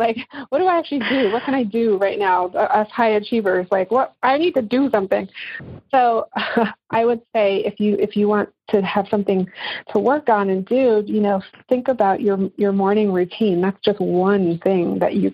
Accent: England, United Kingdom; moved away; And I grew up in England

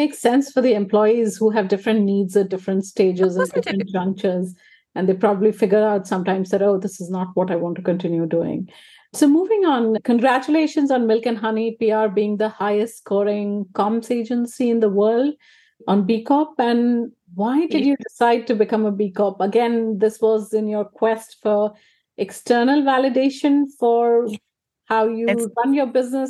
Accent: India; moved away as an adult; now in United Kingdom; And I noticed when I moved to the UK is that everyone was a specialist. And I came from India. I'd already worked for a decade or more. And so I was a generalist.

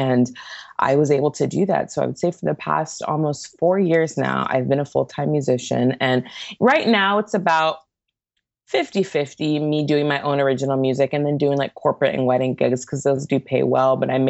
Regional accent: Santa Barbara, California, United States; I grew up in Santa Barbara, actually.

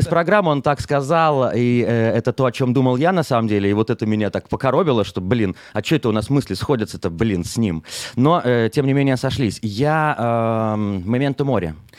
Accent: Minsk, Belarus; moved away as an adult; now in Israel; из Беларуси, из Минска, да, откуда я родом

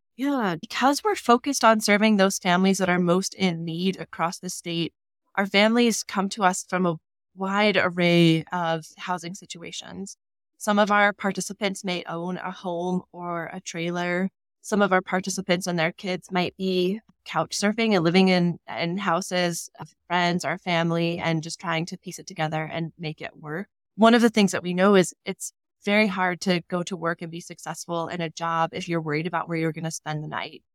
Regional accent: Sheridan, Wyoming, United States; I was born in Sheridan and raised there

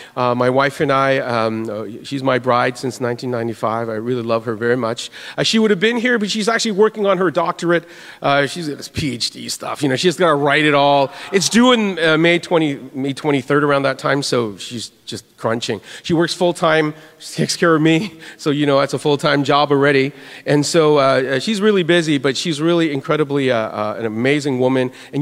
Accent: Winnipeg, Manitoba, Canada; it's so wonderful just to see everybody here. For those who don't know me, I'm from Canada, and if you, anybody know where Winnipeg is?

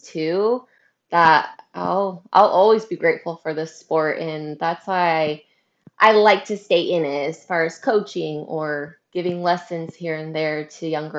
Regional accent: Northern California, United States; also born or lived in Hattiesburg, Mississippi; I'm Northern California, which is very different than Southern California. I'm about an hour north of Sacramento. So I'm in like a small little country town

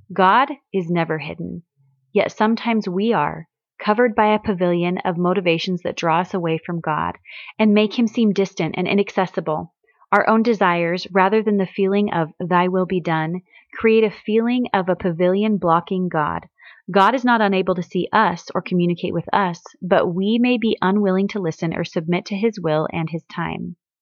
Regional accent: Missouri, United States; I grew up in Missouri

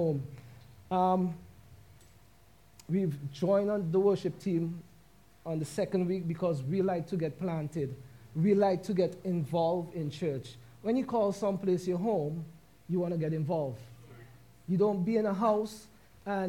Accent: St. Vincent & Grenadines; moved away; we are both from St. Vincent and the Grenadines

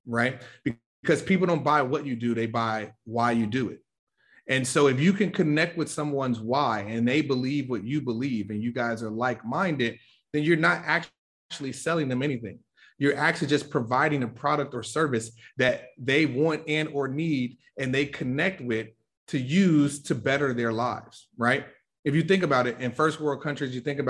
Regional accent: Chicago, Illinois, United States; I'm from the South Side of Chicago, Inglewood, very, very tough areas

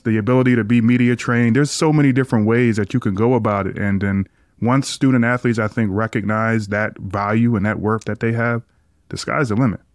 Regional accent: Philadelphia, Pennsylvania, United States; I grew up in Philly, so growing up in that area

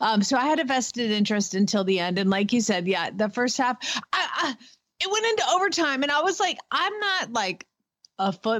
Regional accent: Atlanta, Georgia, United States; I'm from Atlanta

